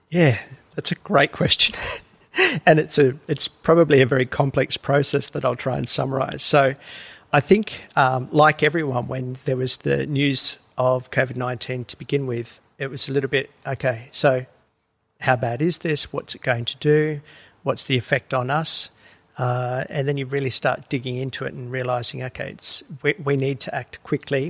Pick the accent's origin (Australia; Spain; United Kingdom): Australia; Woolgoolga, New South Wales; moved away as an adult; also born or lived in Uluru, Northern Territory; I grew up in New South Wales uh, in a little town called Woolgoolga.